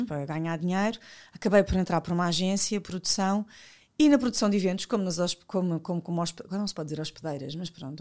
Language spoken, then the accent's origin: Portuguese; Lisbon, Portugal; also born or lived in Odivelas; eu nasci e vivi em Benfica com o meu pai